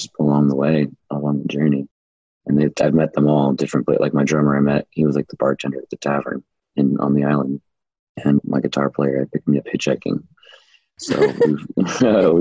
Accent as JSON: {"language": "English", "town": "Portland", "region": "Oregon", "country": "United States", "tie": "born or raised there", "said": "I was born and raised in Portland, Oregon"}